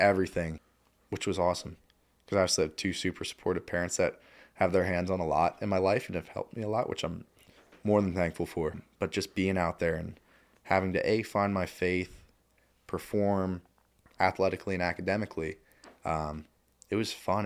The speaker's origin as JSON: {"language": "English", "area": "Lebanon County", "region": "Pennsylvania", "country": "United States", "tie": "born or raised there", "said": "growing up in Lebanon County"}